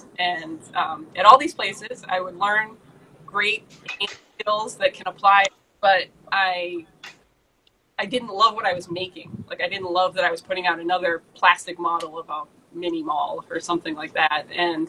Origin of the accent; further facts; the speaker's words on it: Swampscott, Massachusetts, United States; also born or lived in France; I grew up in Swampscott, that's just north of Austin